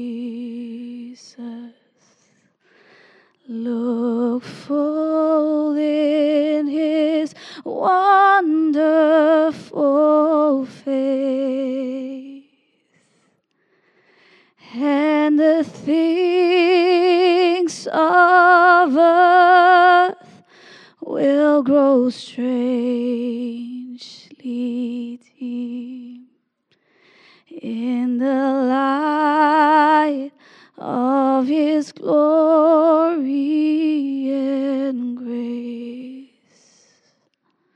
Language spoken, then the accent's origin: English; Singapore; moved away; also born or lived in Redding; I'm from Singapore